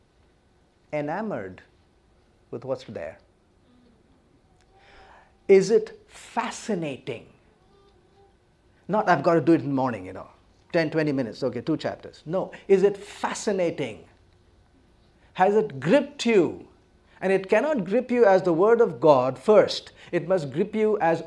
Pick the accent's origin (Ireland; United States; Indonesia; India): India; born and brought up in India, land of tremendous diversity.